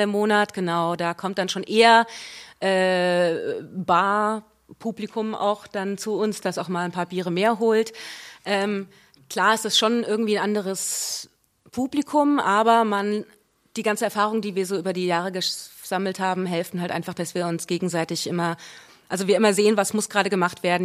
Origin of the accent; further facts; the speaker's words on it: Wiesbaden, Hesse, Germany; accent: Hessian; da bin ich geboren und aufgewachsen äh, in Spießbaden